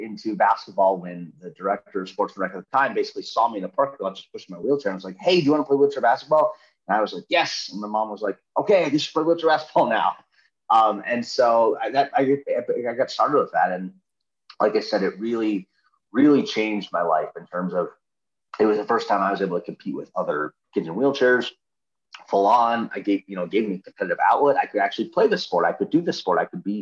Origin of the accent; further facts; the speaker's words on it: Minnesota, United States; I grew up in Minnesota